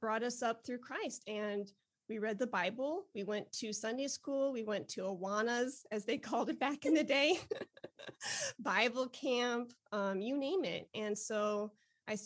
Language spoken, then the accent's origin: English; Westmont, Illinois, United States; now in Texas, United States; I grew up outside of Chicago in the suburbs called Westmont and Downers Grove. And so I'm Chi-Town all the way